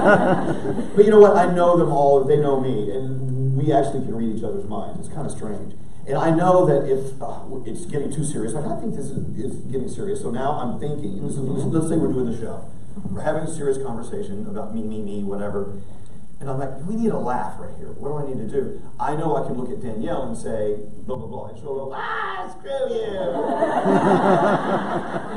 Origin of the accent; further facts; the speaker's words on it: McKinney, Texas, United States; growing up in McKinney, Texas